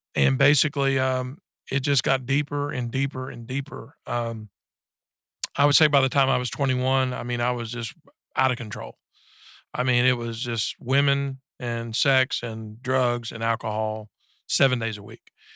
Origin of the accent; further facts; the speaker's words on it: Texas, United States; I was raised up in Texas, uh, in a small town about thirty miles south of Dallas